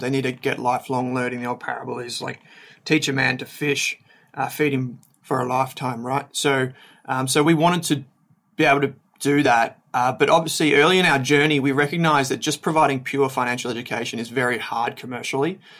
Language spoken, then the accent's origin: English; Melbourne, Victoria, Australia; also born or lived in Dandenong Ranges / Dandenong; I grew up in Melbourne's Outer East